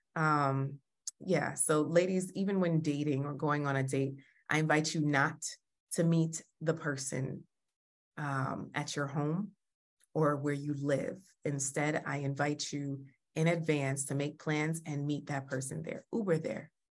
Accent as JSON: {"language": "English", "country": "Jamaica"}